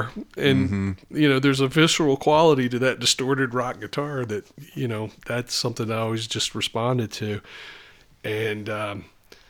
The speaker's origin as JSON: {"language": "English", "town": "Roanoke", "region": "Virginia", "country": "United States", "tie": "born or raised there", "also_born_or_lived": "Norfolk, Virginia", "said": "I moved from Roanoke, outside of Roanoke to outside of Norfolk"}